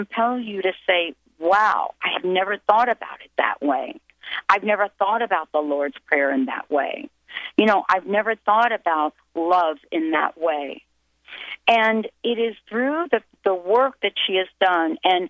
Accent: western New Jersey, United States; I grew up in New Jersey, but I lived in the western part of New Jersey, which was very, very close to New Hope

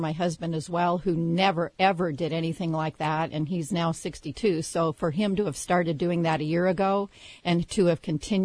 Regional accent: Southern California, United States; now in Pacific Northwest, United States; I was born in Southern California

